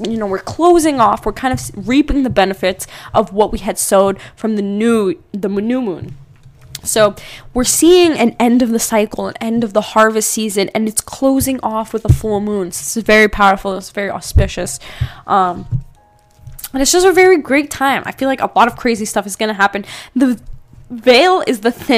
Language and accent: English; East Coast, United States; moved away; I'm originally from the East Coast